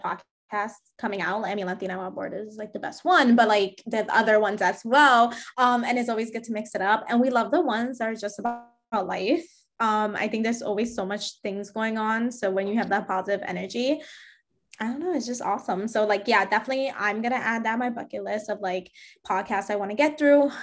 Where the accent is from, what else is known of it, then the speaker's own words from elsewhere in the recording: New York City, New York, United States; I grew up in Fordham Road in the Bronx